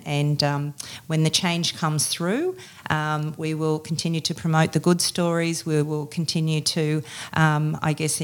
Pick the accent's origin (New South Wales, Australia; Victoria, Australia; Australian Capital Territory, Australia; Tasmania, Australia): New South Wales, Australia; Sydney; moved away as an adult; now in Queensland, Australia; I've been living in Queensland now for 6.5 years, and prior to that, I grew up in Sydney.